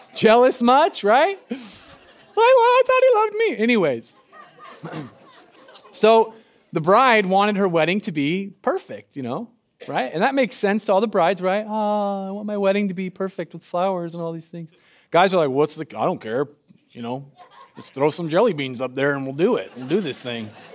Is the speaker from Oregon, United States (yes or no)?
yes; Medford, Oregon, United States; I'm from Southern Oregon. I'm from Medford